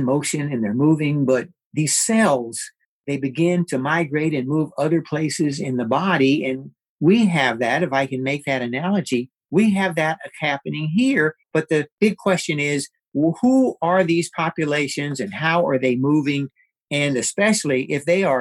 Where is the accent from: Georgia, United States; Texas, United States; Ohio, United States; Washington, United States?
Texas, United States; Texas, my home state